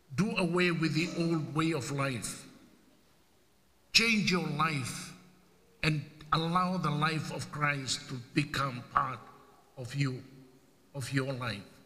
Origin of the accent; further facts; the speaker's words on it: Fiji; now in United States; it's the only game that we play